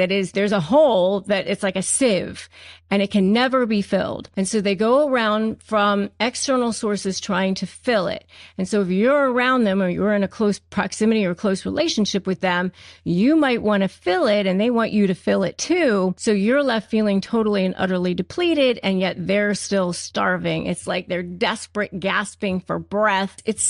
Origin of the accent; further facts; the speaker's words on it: United States; I was living in Florida at the time. I grew up in Washington, D.C. or in Northern Virginia, but I was living in Florida at the time and teaching school.